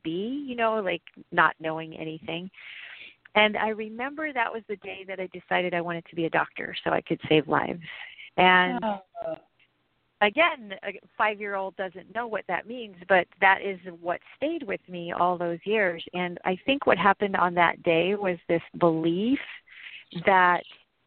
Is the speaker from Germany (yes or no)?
yes; Germany; now in Santa Rosa, United States; I was living in Germany. I was born in Germany